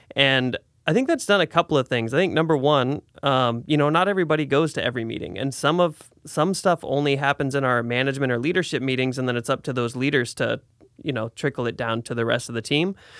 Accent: Salem, Oregon, United States; also born or lived in Portland; I moved back to Salem from Portland, I was up there for about eight years

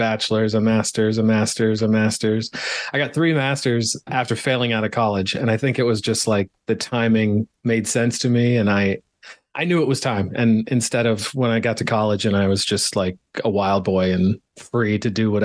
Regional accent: Pennsylvania, United States; moved away as an adult; also born or lived in Arizona; I grew up in Pennsylvania, lived there for a lot of years.

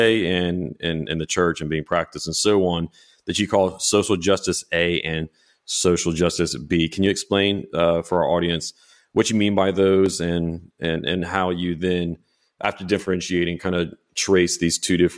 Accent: Louisiana, United States; I'm from South Louisiana, so that's Doucan.

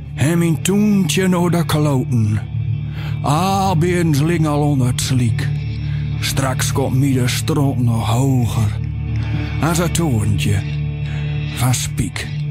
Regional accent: Zandeweer, Groningen, Netherlands; also born or lived in Uithuizen; ik ben geboren in Zandeweer, maar ik ging naar de middelbare school helemaal eh, drie kilometer verderop naar Uithuizen

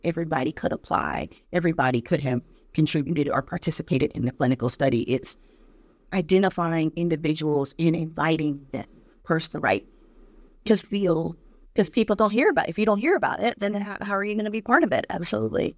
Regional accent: Detroit, Michigan, United States; a little girl growing up in Detroit

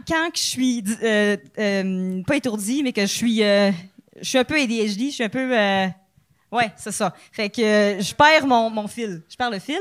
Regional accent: Quebec, Canada; accent: Québécois; mon Québécois accent

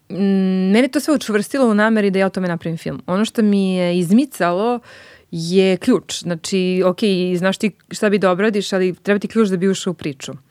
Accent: Belgrade, Serbia; i ja sam iz Beograda

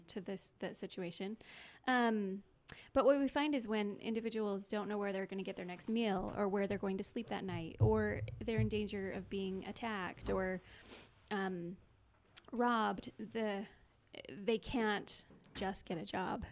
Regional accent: Cache Valley, Utah, United States; I'm actually from Cache Valley

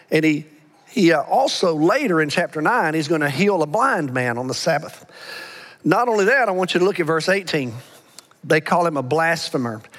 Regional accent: Alabama, United States; accent: Alabama; moved away; I, I, know I grew up, I was born and reared in Alabama, but I've been with y'all so long, I've, I've lost my Alabama accent for the most part.

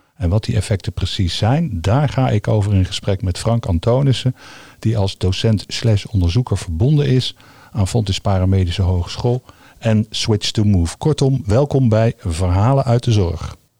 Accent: The Hague, South Holland, Netherlands; ik kom uit Den Haag.

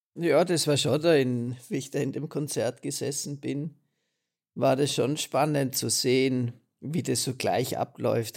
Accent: Austria; bei uns in Österreich, in Mauthausen

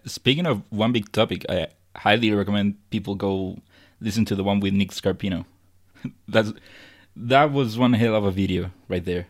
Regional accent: Chile; I'm from Chile

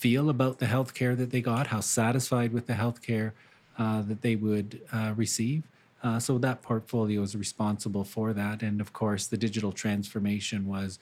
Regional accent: Sudbury, Ontario, Canada; moved away as an adult; also born or lived in Timmins, Ontario / Attawapiskat, Ontario; now in Brantford, Canada; I was born in Timmins and spent most of my life in Sudbury, Ontario

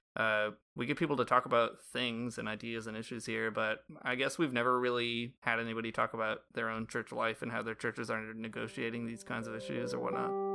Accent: United States; now in Toronto, Canada; being Catholic in Canada as an American citizen

